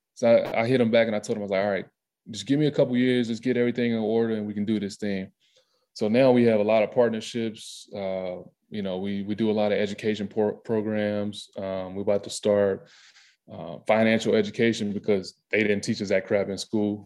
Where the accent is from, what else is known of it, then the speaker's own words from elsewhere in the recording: the South, United States; moved away as an adult; growing up in the South